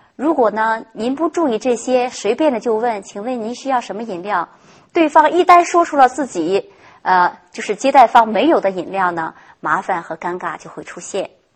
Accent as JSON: {"language": "Chinese", "country": "China", "said": "我们中国人"}